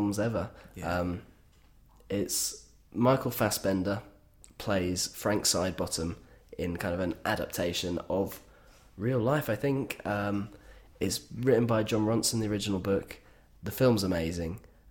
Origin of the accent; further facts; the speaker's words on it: Yorkshire and the Humber, United Kingdom; I'm from North Yorkshire